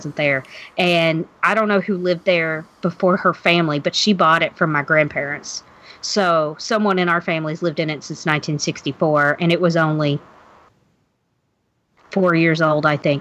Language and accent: English; Kentucky, United States; now in Louisville, United States; I'm from Kentucky